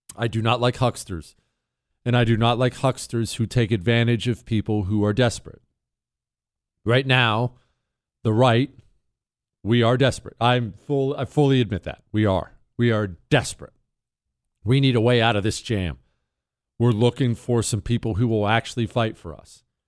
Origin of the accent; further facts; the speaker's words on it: Montana, United States; also born or lived in Rust Belt; I grew up in Montana